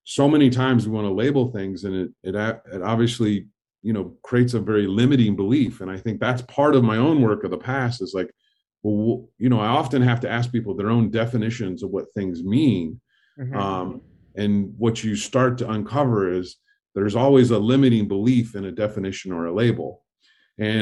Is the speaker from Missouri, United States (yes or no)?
no; Fort Wayne, Indiana, United States; I grew up in Indiana in Fort Wayne, Indiana